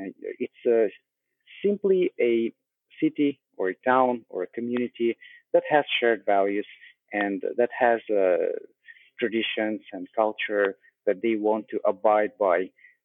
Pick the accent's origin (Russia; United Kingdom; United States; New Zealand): Russia; English is a second language; moved away; also born or lived in Canada; because I come from Russia, and then I spent quite a bit of my life in Canada, and I currently travel as well.